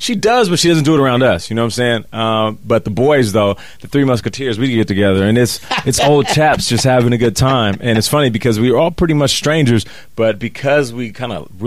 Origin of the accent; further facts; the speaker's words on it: Seattle, Washington, United States; I'm from Seattle, so Vancouver is close